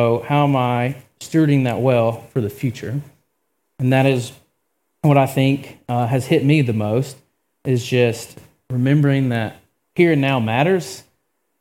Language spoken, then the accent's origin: English; Georgia, United States; I'm also from Georgia